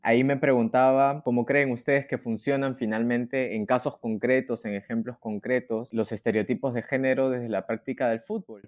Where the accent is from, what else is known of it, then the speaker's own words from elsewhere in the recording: Peru; yo somos de Perú